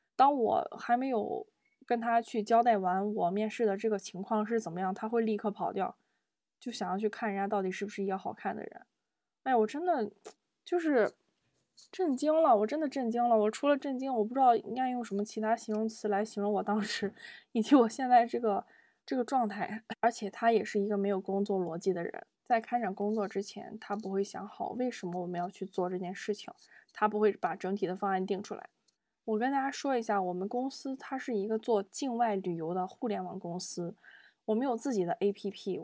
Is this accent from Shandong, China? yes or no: yes; Zibo, Shandong, China; moved away; also born or lived in Beijing; 我们山东淄博的方言